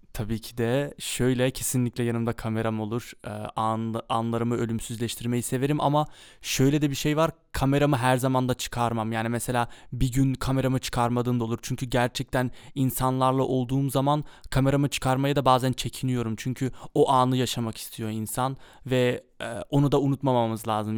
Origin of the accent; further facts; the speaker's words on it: Amsterdam, North Holland, Netherlands; also born or lived in Kayseri, Turkey (ancestry) / Mersin, Turkey (ancestry); Amsterdam'da doğdum büyüdüm.